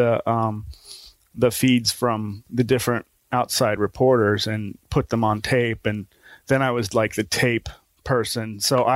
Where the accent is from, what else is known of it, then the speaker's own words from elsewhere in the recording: Newark, Ohio, United States; I'm from Newark, Ohio